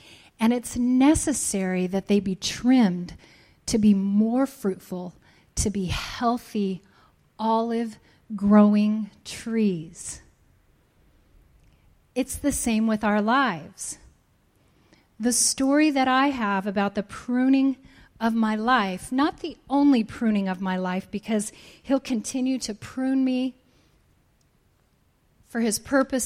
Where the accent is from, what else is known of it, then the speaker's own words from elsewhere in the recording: Colorado, United States; I grew up in Colorado.